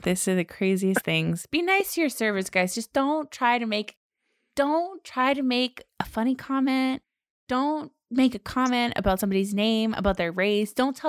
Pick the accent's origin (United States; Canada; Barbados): Canada; "Oh, I'm from Canada."